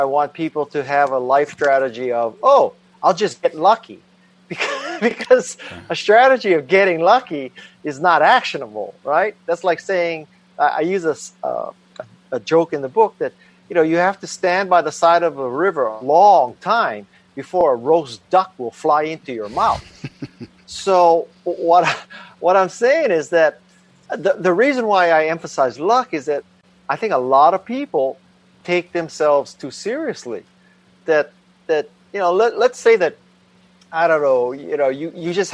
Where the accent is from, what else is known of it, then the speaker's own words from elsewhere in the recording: Honolulu, Hawaii, United States; moved away as an adult; I was raised in Honolulu, Hawaii